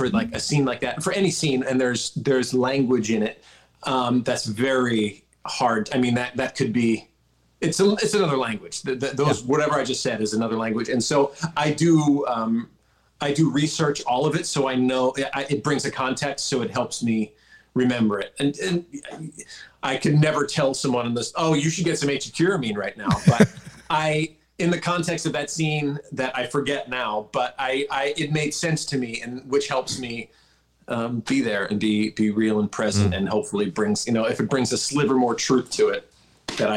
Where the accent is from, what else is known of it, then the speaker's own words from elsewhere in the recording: Philadelphia, Pennsylvania, United States; also born or lived in California; now in Connecticut, United States; I'm a vegan from Philly